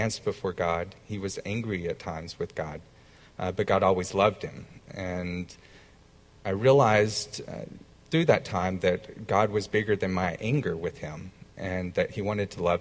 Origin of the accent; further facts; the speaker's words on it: the South, United States; growing up in the South